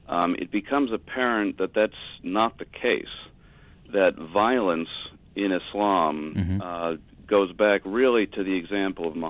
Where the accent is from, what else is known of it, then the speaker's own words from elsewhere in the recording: United States; as an American, as a Westerner